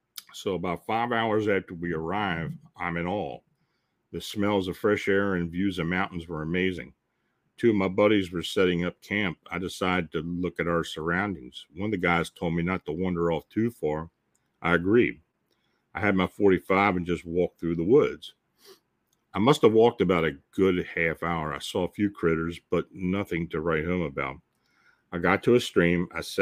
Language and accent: English; California, United States; I'm born and raised in the Bay Area, California, city life, in other words. I have never been camping.